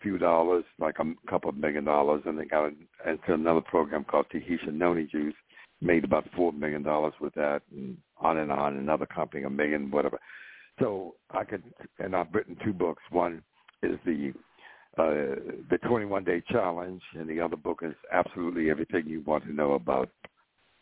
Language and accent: English; Baltimore, Maryland, United States; I was born in Baltimore, Johns Hopkins Hospital